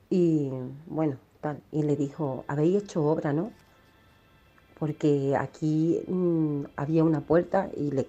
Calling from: Málaga, Andalusia, Spain; de Málaga, que en Carlos de Haya también ha pasado eso y a mi madre le pasó.

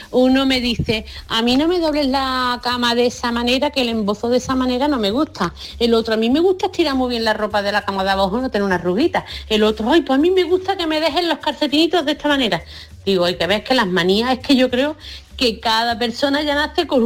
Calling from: Córdoba, Andalusia, Spain; compañeros de Canal Sur … de Córdoba.

